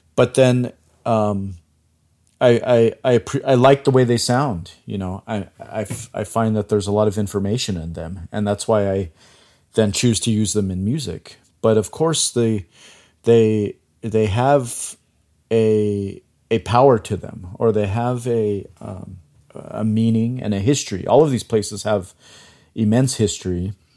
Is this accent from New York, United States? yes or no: no; Chinle, Arizona, United States; moved away; I grew up on the Navajo Reservation. I grew up in a small town called Chinle, which is in Arizona.